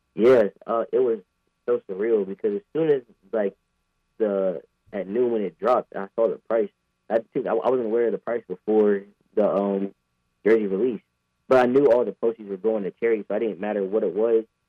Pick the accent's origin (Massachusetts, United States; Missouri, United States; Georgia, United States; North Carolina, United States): North Carolina, United States; Apex; I'm from Apex, mm-hmm. like, like right down the road uh, a suburb of Raleigh